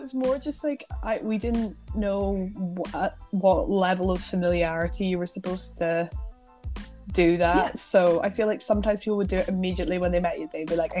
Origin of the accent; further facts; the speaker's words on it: United Kingdom; no, I'm from the UK. I'm not from Norway.